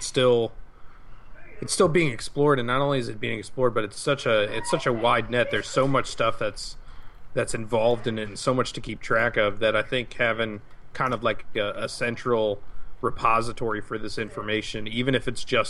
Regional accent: United States; we're American

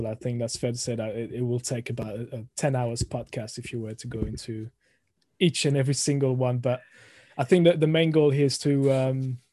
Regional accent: France; moved away as an adult; now in United Kingdom; I was born and raised in France, and then moved to the UK at the age of 20.

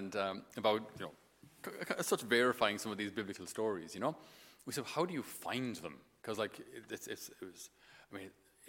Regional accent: Tipperary, Munster, Ireland; accent: Irish; I'm from Tipperary, we don't have too many sheep around Tip

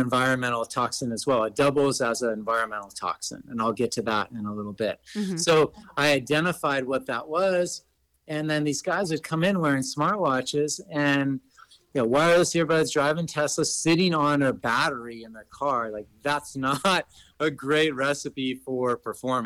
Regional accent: Los Angeles, California, United States; I grew up in Los Angeles, California

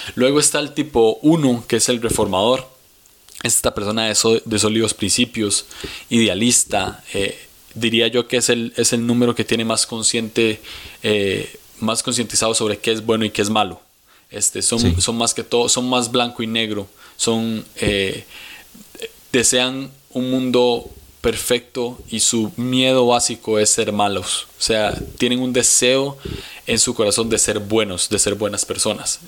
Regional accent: San José, Costa Rica; ahorita estoy en San José, Costa Rica. Aquí es donde he vivido toda mi vida. Soy tico.

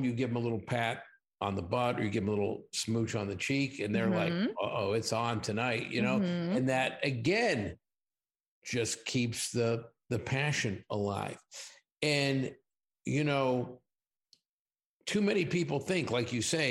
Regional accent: Pittsburgh, Pennsylvania, United States; also born or lived in Southern California; now in Las Vegas, United States; I'm originally from Pittsburgh

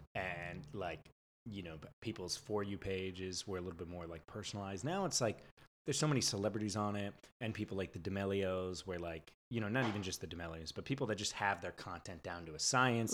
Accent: San Diego, California, United States; moved away as an adult; also born or lived in San Francisco; now in Los Angeles, United States; I'm like a California boy, born and raised in San Diego, lived in San Francisco for like six years

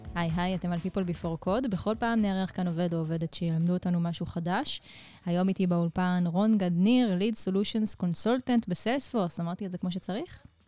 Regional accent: Israel; אנחנו כישראלים

